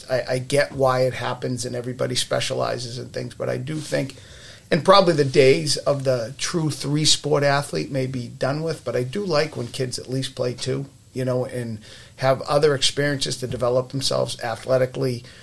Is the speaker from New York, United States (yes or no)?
no; Winthrop, Massachusetts, United States; grew up in Winthrop